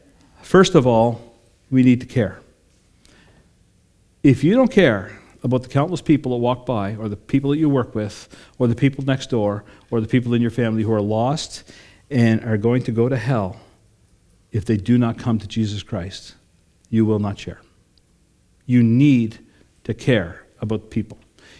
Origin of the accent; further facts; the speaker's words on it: Sydney, New South Wales, Australia; I grew up in Sydney at the Sydney version of what they affectionately call Jelly Bean Square down the road here.